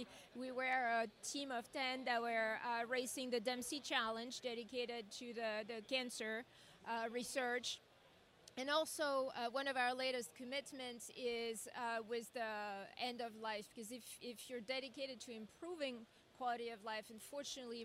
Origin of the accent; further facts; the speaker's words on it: France; now in United States; I come from France and Europe